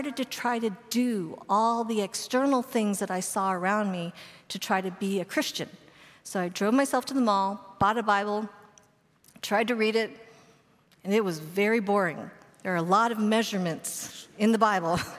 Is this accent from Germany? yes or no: no; Boulder, Colorado, United States; I grew up in Boulder, Colorado